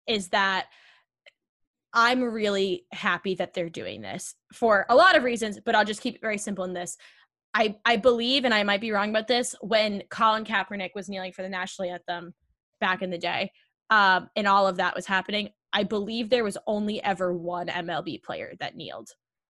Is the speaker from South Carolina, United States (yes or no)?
no; Boston, Massachusetts, United States; I'm also from Boston